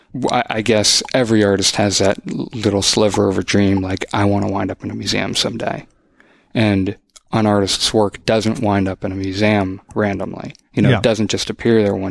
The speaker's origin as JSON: {"language": "English", "town": "Boston", "region": "Massachusetts", "country": "United States", "tie": "born or raised there", "also_born_or_lived": "Los Angeles", "moved": "as an adult", "lives_now": "Austin, United States", "said": "growing up in the Boston area, living in LA for a little bit"}